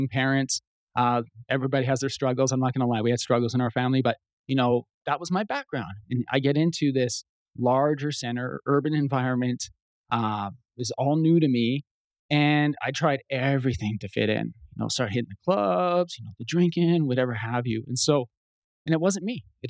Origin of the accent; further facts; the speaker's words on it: Canada; I'm Canadian, eh?